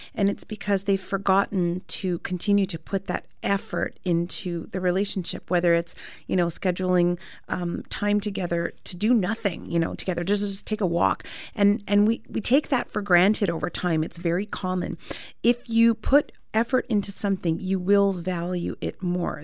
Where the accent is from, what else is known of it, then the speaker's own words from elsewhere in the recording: Canada; I was born and raised in Canada